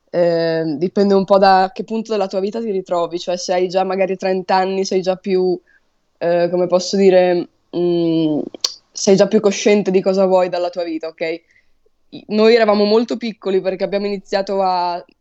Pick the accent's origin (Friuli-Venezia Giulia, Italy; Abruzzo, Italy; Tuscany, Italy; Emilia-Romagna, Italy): Emilia-Romagna, Italy; Poggio Renatico; io non sono proprio di Ferrara, io sono di un paesino vicino che si chiama Poggio Renatico, quindi sono nel mio paesino qui.